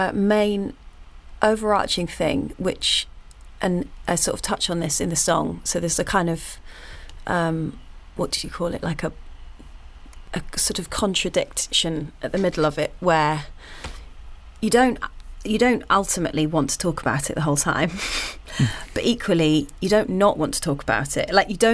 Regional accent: United Kingdom; we're all British and quite polite and awkward, you know.

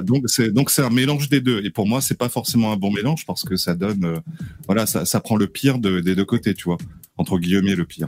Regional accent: Réunion, France; je suis réunionnais

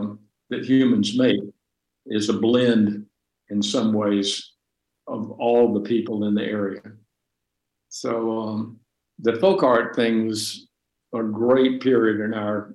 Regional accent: Deep South, United States; as I knew it growing up in the Deep South during segregation

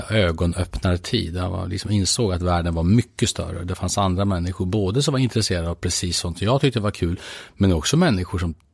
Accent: Strängnäs, Södermanland, Sweden; Jag brukar säga att jag är en trebarnspappa från Strängnäs. Det är ett eh, korrekt sätt att beskriva det.

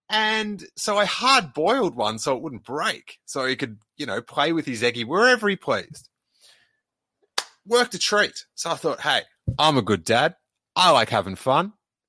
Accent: Bristol, South West England, United Kingdom; who was from my hometown of Bristol

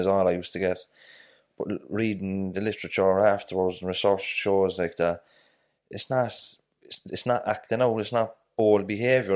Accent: Dublin, Leinster, Ireland; moved away; also born or lived in Cork; I'm originally from Dublin. I've a lot of family in Dublin

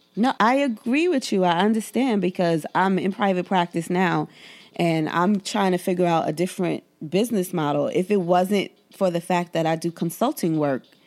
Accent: New York City, New York, United States; I grew up in Bed-Stuy in the 80s and 90s.

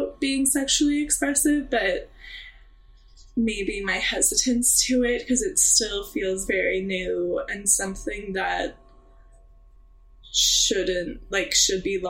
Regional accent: Missouri, United States; now in Oregon, United States; a young like queer little girl in Missouri

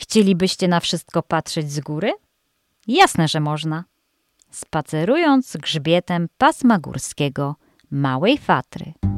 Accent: Greater Poland, Poland; moved away; W Wielkopolsce, skąd pochodzę

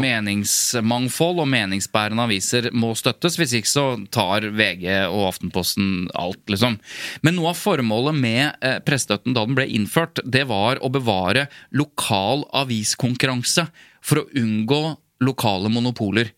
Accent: Jevnaker, Innlandet, Norway; now in Asker, Norway; Jeg er jo fra Jevnaker

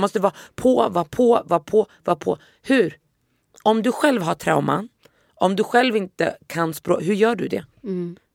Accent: Västerås, Västmanland, Sweden; first language Swedish; jag är uppvuxen i Västerås

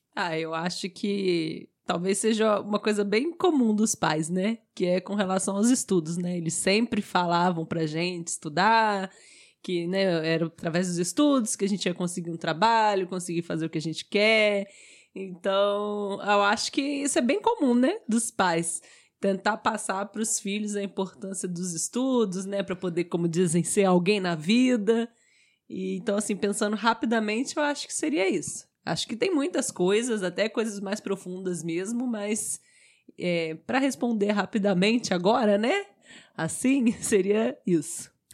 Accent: Brazil

